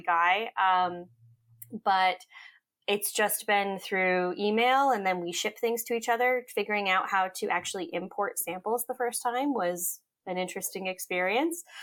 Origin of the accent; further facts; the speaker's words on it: Cape Cod, Massachusetts, United States; also born or lived in upstate New York / Hawaii; when I was about six or seven, my mom decided that she wanted to go to chiropractic school. And so we moved from Cape Cod, uh, where we lived to upstate New York so she could go to chiropractic school for four years. And then from there, we moved back